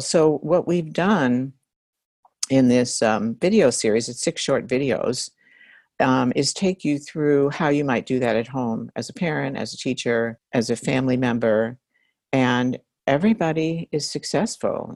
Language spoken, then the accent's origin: English; New York, United States; I'm from New York and I grew up reading that newspaper